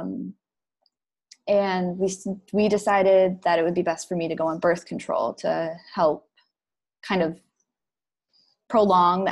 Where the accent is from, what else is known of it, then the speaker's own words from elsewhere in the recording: Upper Peninsula of Michigan, United States; moved away as an adult; now in Detroit, United States; I grew up in the Upper Peninsula of Michigan.